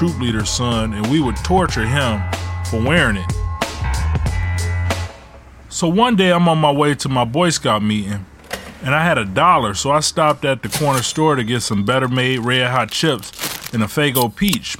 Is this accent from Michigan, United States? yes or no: yes; Ecorse, Michigan, United States; also born or lived in Detroit, Michigan; When my mom left my dad, we moved from Detroit to Ecorse.